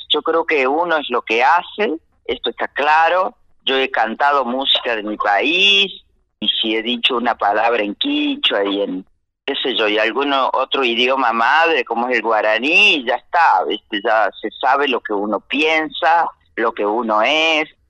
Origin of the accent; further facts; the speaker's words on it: Las Arrias, Córdoba, Argentina; also born or lived in Villa Tulumba; Nací en las Arrias, ese nombre viene de los arreos que iban de Córdoba al San Miguel del Tucumán